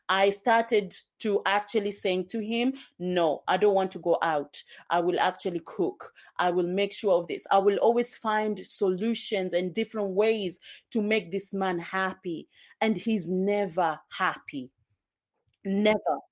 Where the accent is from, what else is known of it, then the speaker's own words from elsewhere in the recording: Kenya; also born or lived in Zanzibar, Tanzania; now in United Kingdom; I come from, I was born in Kenya and, um, I also lived in Tanzania, Zanzibar